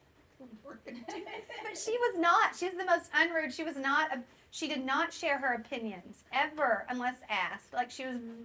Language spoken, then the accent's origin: English; South Arkansas, United States; now in Northwest Arkansas, United States; to be from Arkansas